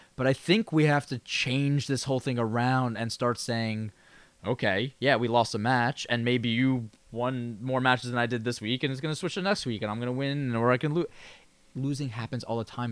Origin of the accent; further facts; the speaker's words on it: New York, United States; a New Yorker